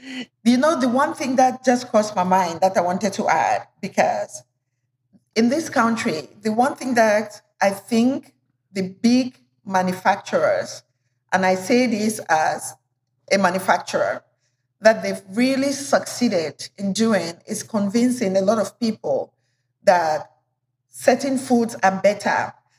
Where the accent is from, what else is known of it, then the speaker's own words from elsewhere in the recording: Cameroon; also born or lived in Nigeria; And the notion that our cultural food, I come from Cameroon and Nigeria, the notion that our cultural food is not as healthy, it's so wrong